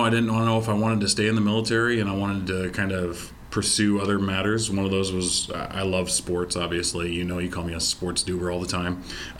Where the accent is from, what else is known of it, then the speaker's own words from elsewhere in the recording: Mason City, Iowa, United States; so I graduated Mason City High School back in 2003